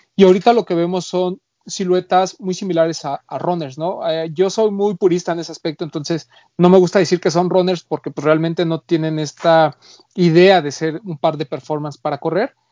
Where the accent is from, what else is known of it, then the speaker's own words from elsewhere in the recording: Mexico; de este lado, en, en México